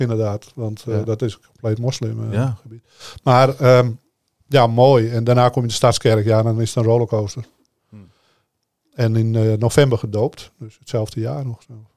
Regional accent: Amsterdam, North Holland, Netherlands; ik kom uit Amsterdam en eh, op straat was ik de baas

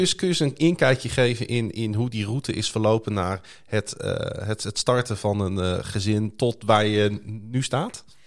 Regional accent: Groningen, Netherlands; kom ik uit Groningen-Zuid

